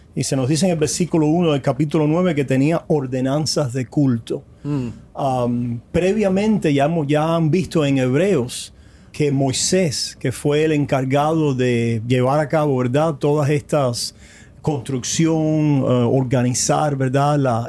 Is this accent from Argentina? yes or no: no; Cuba; moved away; Allá en mm. nuestra isla hace tantas décadas ya que estamos lejos de ellos